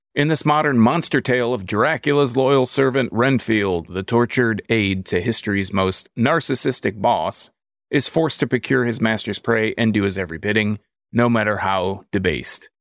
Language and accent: English; Michigan, United States; we're from Michigan. Detroit's the big city here